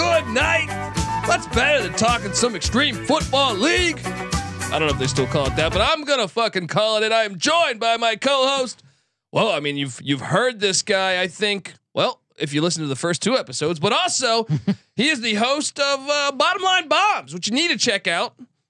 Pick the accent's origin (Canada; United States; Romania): United States; Washington, District of Columbia; I mean, I'm from Washington D.C. I've seen the Bullets turn into the Wizards.